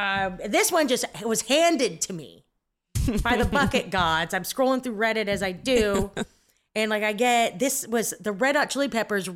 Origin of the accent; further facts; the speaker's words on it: Southern California, United States; I was born in Southern California.